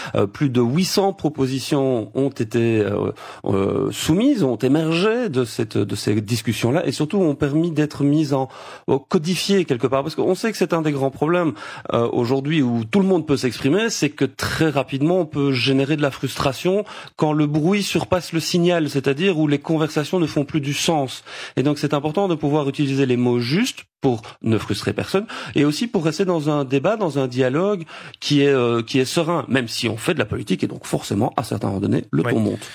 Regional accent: Belgium; chez nous en Belgique

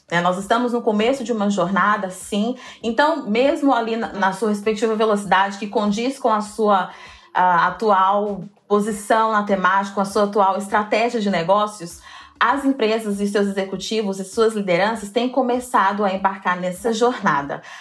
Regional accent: Goiânia, Goiás, Brazil; now in São Paulo, Brazil; eu sou de Goiânia, moro atualmente em São Paulo, vim para São Paulo em 2017.

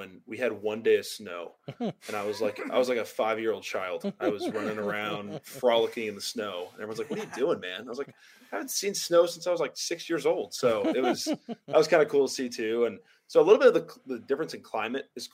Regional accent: California, United States; moved away as an adult; now in Oregon, United States; I'm from California

